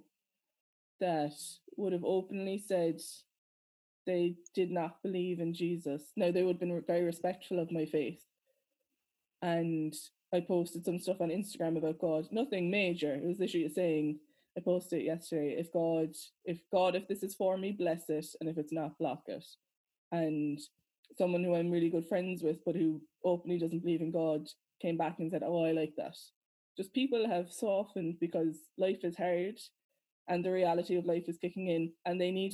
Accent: Ireland; being Irish and being Christians

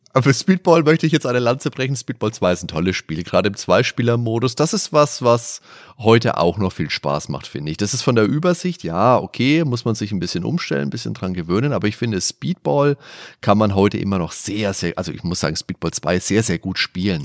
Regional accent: near the district of Schweinfurt, Bavaria, Germany; Ich wohne zwei Kilometer vom Schweinfurter Landkreis entfernt

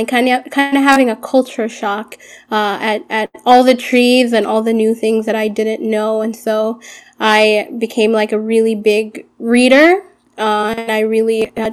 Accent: Madison, Wisconsin, United States; first language Arabic; English is a second language; also born or lived in Sudan; we grew up in and around Madison

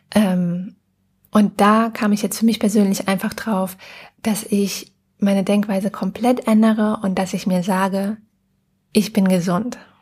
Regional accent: Germany; bei uns in Deutschland

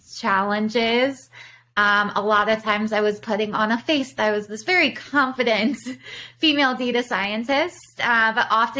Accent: Baltimore, Maryland, United States; moved away as an adult; now in Chicago, United States; I'm originally from Baltimore. I came to Chicago when I was 18

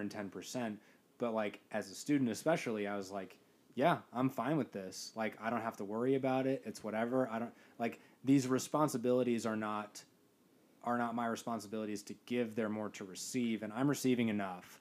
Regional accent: Midwest, United States; I grew up entirely in the Midwest

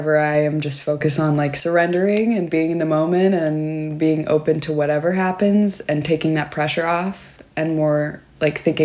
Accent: Knoxville, Tennessee, United States; moved away as an adult; also born or lived in Murfreesboro, Tennessee / Nashville, Tennessee / New York; now in Atlanta, United States; Originally, I am from Knoxville, Tennessee.

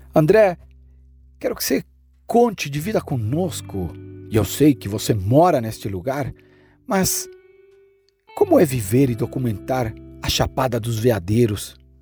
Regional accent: Chile; a metade da montanha está na metade da minha terra onde eu nasci, no Chile

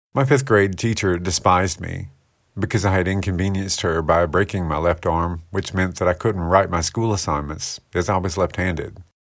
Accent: United States; I loved growing up in Paulding County

